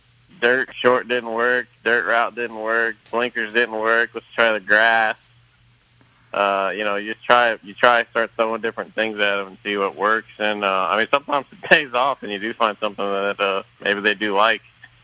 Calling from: Louisville, Kentucky, United States; I'm in Louisville.

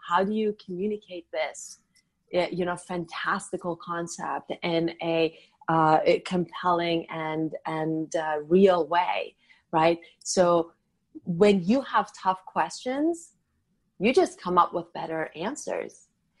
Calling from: Los Angeles, California, United States; I'm talking from beautiful, sunny Southern California, Los Angeles, California.

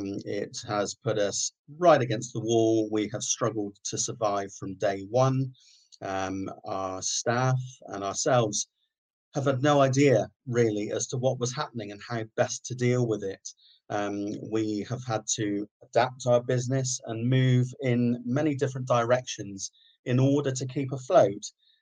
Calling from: Sidmouth, South West England, United Kingdom; I'm calling from the Clock Tower in Sidmouth.

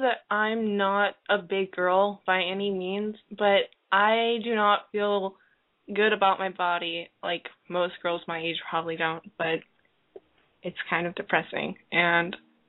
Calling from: Arkansas, United States; From Arkansas.

